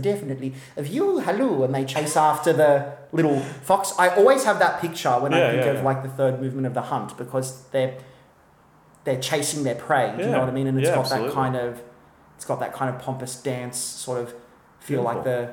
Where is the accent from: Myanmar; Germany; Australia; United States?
Australia; Wollongong, New South Wales; growing up in Wollongong